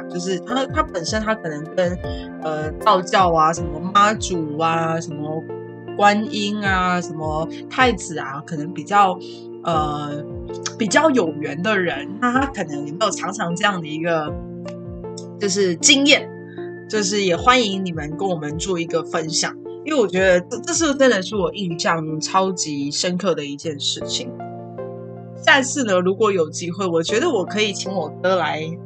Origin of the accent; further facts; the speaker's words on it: Pingtung County, Taiwan; 我们是屏东人，那那个时候我，我家就是住在一间学校的斜对面